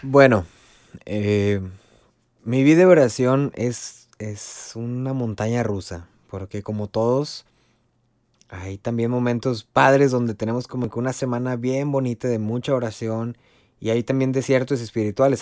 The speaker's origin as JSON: {"language": "Spanish", "town": "Río Bravo", "region": "Tamaulipas", "country": "Mexico", "said": "soy de Río Bravo, Tamaulipas"}